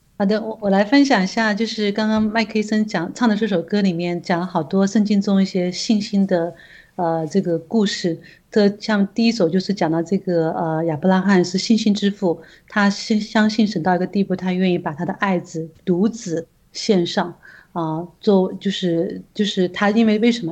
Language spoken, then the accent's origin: Chinese; China; 我们中国人